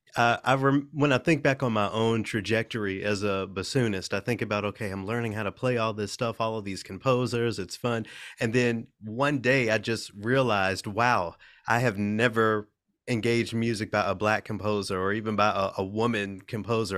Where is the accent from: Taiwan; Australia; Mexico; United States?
United States; Memphis, Tennessee; I'm from Memphis, you know, I'm a, a majority black city